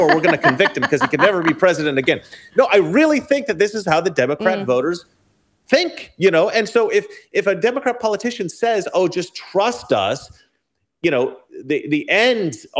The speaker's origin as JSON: {"language": "English", "region": "Oregon", "country": "United States", "said": "I'm from Oregon"}